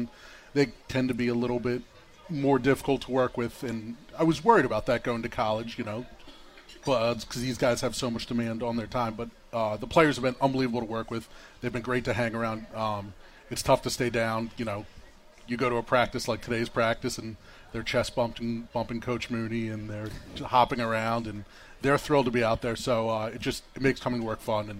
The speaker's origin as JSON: {"language": "English", "town": "Philadelphia", "region": "Pennsylvania", "country": "United States", "also_born_or_lived": "Williamsburg, Virginia / Bristol, Connecticut", "moved": "yes", "lives_now": "Richmond, United States", "said": "I'm originally from Philadelphia."}